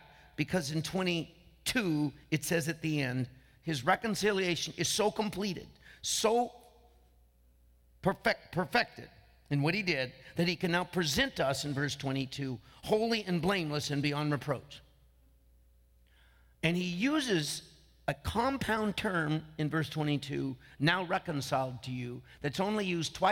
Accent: Franklin Canyon, near Martinez, California, United States; also born or lived in Vallejo, California; it's my hometown. I grew up right through that underpass on the way to Martinez, right there by the Franklin Canyon Golf Course

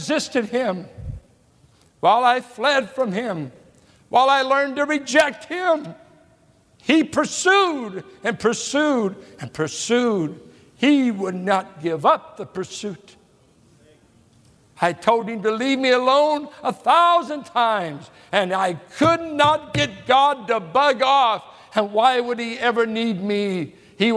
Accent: Richmond, California, United States; also born or lived in San Pablo, California; as a boy growing up in Richmond and San Pablo

